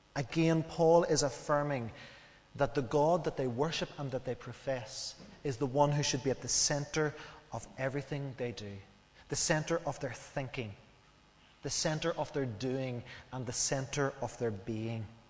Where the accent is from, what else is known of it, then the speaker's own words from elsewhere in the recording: Northern Ireland, United Kingdom; as we grew up in Northern Ireland, we knew what we could and what we couldn't